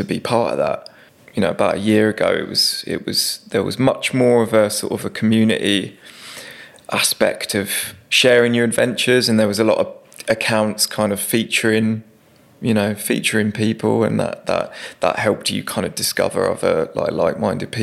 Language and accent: English; Hemel Hempstead, East of England, United Kingdom; I grew up in Hemel Hempstead in Hertfordshire